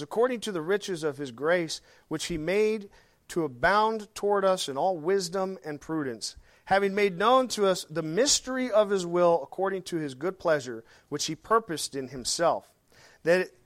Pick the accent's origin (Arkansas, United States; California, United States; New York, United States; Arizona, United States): Arkansas, United States; I'm from Arkansas